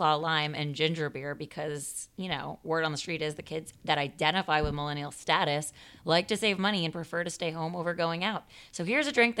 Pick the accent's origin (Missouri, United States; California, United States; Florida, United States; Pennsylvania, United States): Florida, United States; Miami; now in Los Angeles, United States; I grew up in Miami